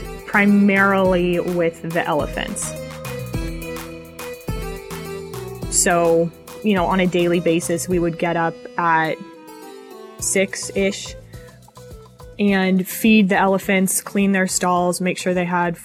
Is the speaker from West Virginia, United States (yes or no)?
no; Colorado, United States; moved away; also born or lived in Montana / Wyoming; I'm from Colorado originally.